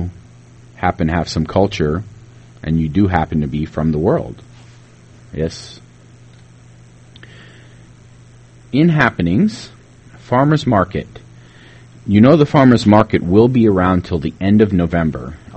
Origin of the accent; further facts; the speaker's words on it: Tennessee, United States; now in Illinois, United States; growing up in Tennessee, and Mule Day was huge